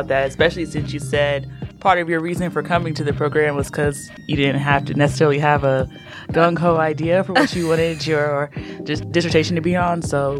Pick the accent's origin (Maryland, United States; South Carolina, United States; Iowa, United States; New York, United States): Maryland, United States; moved away as an adult; also born or lived in Winston-Salem, North Carolina; now in Greensboro, United States; I'm from Maryland. That is where I grew up, and I was raised, and I still have family there.